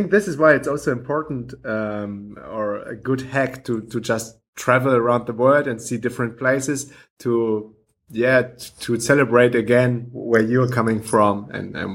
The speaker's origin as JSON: {"language": "English", "area": "Mallorca", "region": "Balearic Islands", "country": "Spain", "tie": "born or raised there", "second_language": "English", "said": "Yeah, I was born in Mallorca."}